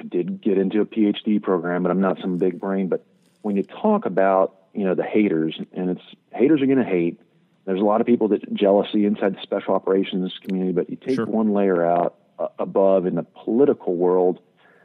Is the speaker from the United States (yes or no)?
yes; Kansas, United States; moved away; a young guy from growing up in Kansas